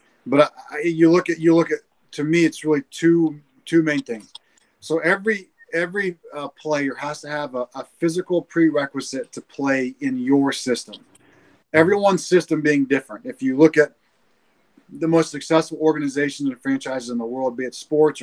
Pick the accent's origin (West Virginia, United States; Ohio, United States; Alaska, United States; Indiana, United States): Indiana, United States; Franklin; also born or lived in Greenfield; growing up in Franklin